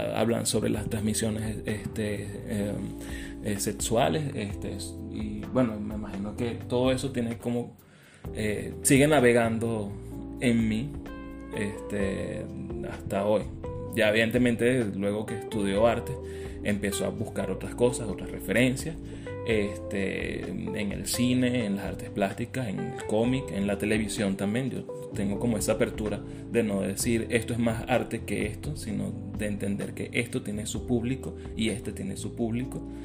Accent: Caracas, Capital District, Venezuela; Yo soy caraqueño de Katia

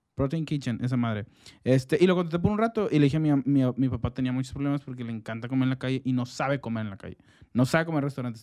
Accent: Mexico; como hombres mexicanos

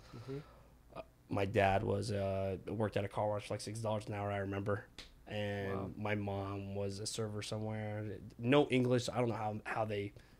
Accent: Nashville, Tennessee, United States; English is a second language; also born or lived in Baghdad, Iraq; I'm Chaldean, Catholic mm-hmm. Iraqi. I grew up in Nashville, Tennessee. I was born in Baghdad, Iraq.

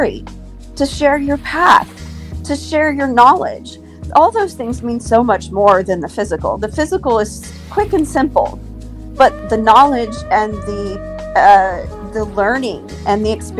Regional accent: Houston, Texas, United States; I am from Houston, Texas

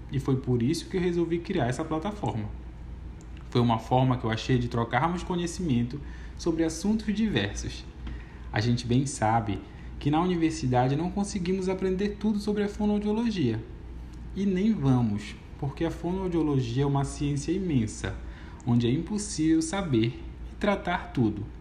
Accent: Pará, Brazil; Para quem não sabe, eu sou paraense e lá no meu estado temos uma cultura muito rica em todos os aspectos, inclusive na linguagem. Temos praticamente um dialeto próprio.

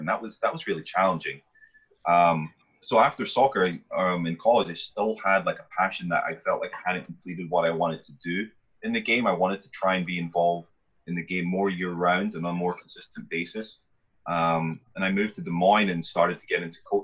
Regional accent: Scotland, United Kingdom; moved away; I am originally from Scotland. I grew up there

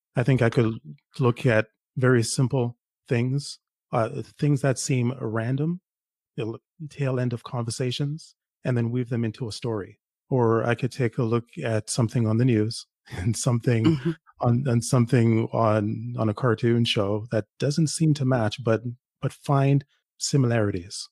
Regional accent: Toronto, Ontario, Canada; also born or lived in Jamaica; now in Ottawa, Canada; I live in Ottawa, but I, I grew up in Toronto. Originally, I'm from Jamaica. I grew up in Toronto.

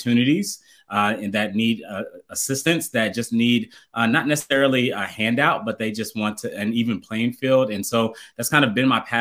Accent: Columbus, Ohio, United States; also born or lived in Dayton, Ohio; now in Atlanta, United States; I live in Atlanta, Georgia. I'm originally from Columbus, Ohio.

